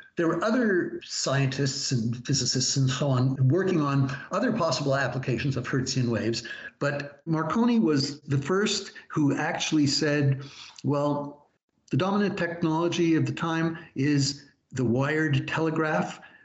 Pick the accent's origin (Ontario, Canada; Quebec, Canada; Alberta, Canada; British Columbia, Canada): Quebec, Canada; Montreal; I was growing up in Montreal in the 1950s